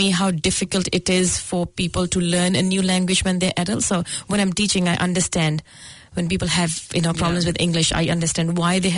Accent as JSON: {"language": "English", "town": "Goraya", "region": "Punjab", "country": "India", "tie": "born or raised there", "moved": "yes", "lives_now": "Auckland, New Zealand", "said": "Uh, yes, I'm from India, okay. from Punjab."}